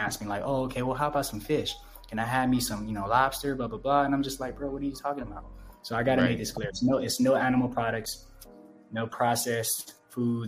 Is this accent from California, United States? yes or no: yes; Los Angeles, California, United States; moved away as an adult; now in Ecuador; I grew up on 108th in Vermont